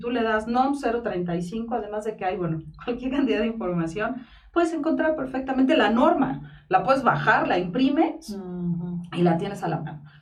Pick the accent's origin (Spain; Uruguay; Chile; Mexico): Mexico; y como buenos mexicanos que somos, dejamos todo para el último.